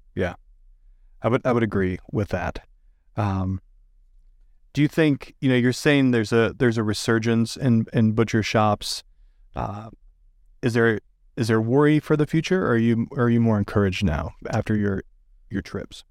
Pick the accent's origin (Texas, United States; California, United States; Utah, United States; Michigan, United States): Michigan, United States; moved away; I grew up in Michigan